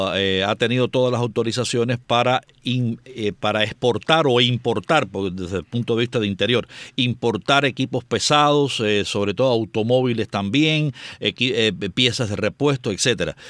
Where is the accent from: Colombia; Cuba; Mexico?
Cuba; lo digo como cubano